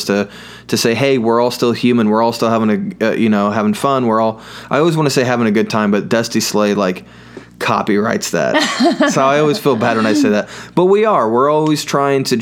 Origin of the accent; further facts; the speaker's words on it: United States; I grew up in Owen County, where there's only an I in corn